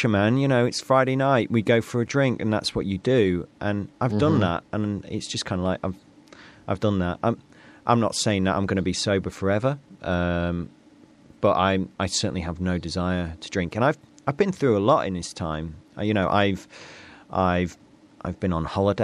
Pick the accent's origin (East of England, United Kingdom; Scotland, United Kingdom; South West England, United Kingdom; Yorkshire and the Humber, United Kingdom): Yorkshire and the Humber, United Kingdom; North East Lincolnshire; I come from Northeast Lincolnshire